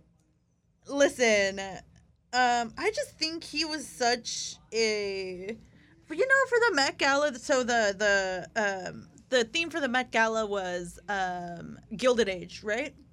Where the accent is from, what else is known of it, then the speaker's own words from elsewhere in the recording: Tijuana, Baja California, Mexico; I'm from Tijuana